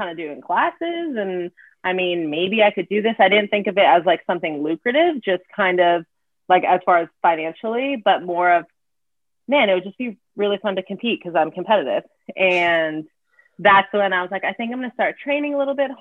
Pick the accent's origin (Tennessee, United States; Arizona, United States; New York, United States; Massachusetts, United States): Arizona, United States; moved away as an adult; also born or lived in New Hampshire; I was born and raised in Arizona